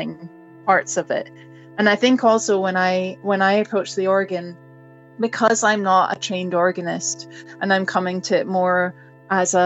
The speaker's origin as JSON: {"language": "English", "region": "Scotland", "country": "United Kingdom", "tie": "born or raised there", "said": "my background of growing up in Scotland and listening to pipe music"}